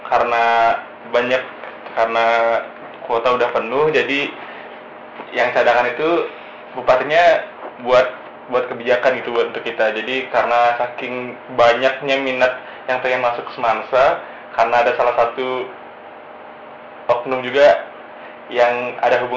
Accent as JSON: {"language": "Indonesian", "town": "Singaraja", "region": "Bali", "country": "Indonesia", "said": "dari Singaraja"}